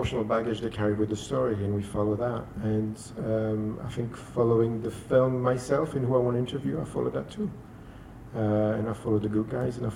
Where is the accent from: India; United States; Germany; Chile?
Chile; moved away; I'm from Chile.